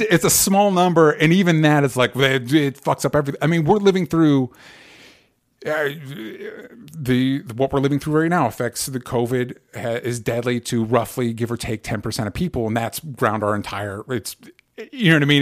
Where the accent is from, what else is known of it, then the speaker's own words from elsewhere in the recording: the South, United States; growing up in the South